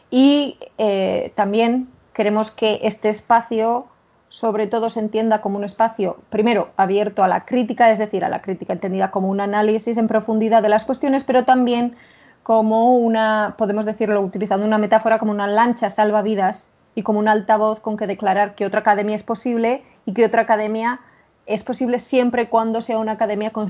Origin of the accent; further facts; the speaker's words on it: Spain; accent: Spanish; me entra la risa solo de imaginarnos a nosotras con nuestro acento maravillosamente español hablando en inglés